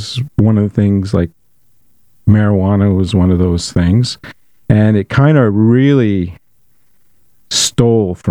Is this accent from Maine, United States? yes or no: yes; Bangor, Maine, United States; I was a young person growing up in Bangor.